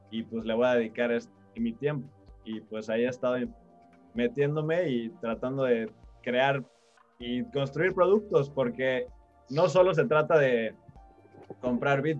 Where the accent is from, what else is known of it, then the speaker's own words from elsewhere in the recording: Mexico City, Mexico; accent: chilango; yo soy de la Ciudad de México